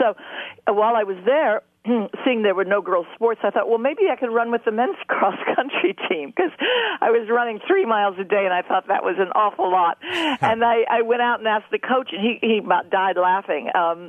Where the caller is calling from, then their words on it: New York, United States; Wonderful to be here, and hello to everybody in Ireland. I'm talking from New York today.